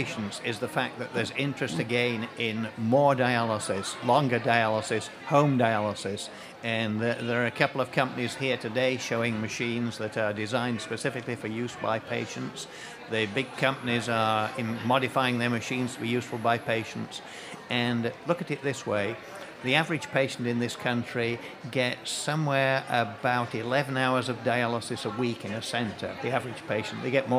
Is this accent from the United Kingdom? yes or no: yes; England, United Kingdom; I'm from England.